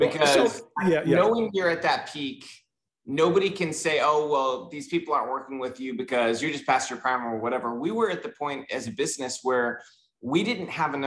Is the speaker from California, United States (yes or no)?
yes; Southern California, United States; I grew up in Southern California, surprisingly not Miami like most Cubans